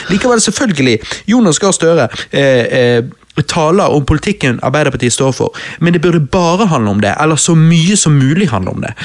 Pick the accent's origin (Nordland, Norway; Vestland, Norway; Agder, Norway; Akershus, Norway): Vestland, Norway; Bergen; Vi er jo bergensere